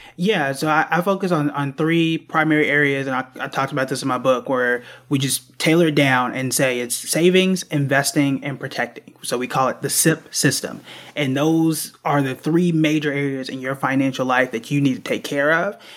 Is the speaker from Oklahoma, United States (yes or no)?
yes; Tulsa, Oklahoma, United States; I'm from Tulsa, Oklahoma